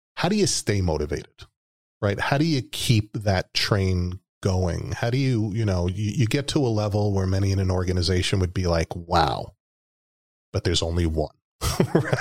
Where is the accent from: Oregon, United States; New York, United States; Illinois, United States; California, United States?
New York, United States; moved away as an adult; that's my home state. That's where I was born and raised